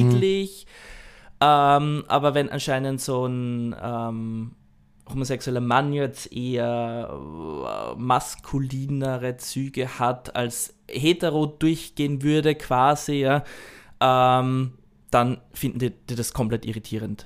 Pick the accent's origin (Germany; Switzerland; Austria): Austria; now in Japan; ich herkomme als Österreicher